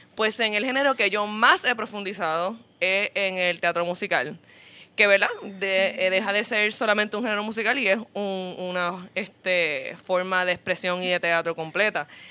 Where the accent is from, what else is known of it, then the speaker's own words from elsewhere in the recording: Puerto Rico; nosotros como puertorriqueños